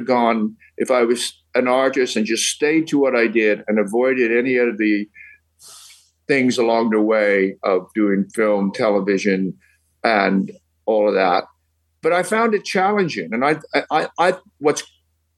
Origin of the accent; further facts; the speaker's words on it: Birmingham, West Midlands, United Kingdom; accent: Midland; moved away as an adult; now in United States; it was a Midland accent because I'm from Birmingham and so is he